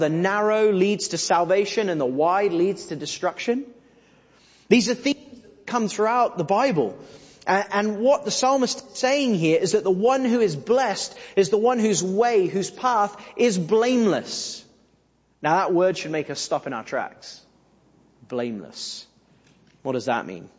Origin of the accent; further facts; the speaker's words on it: England, United Kingdom; we're English